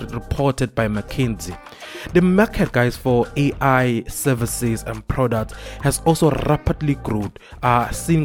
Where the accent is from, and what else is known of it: South Africa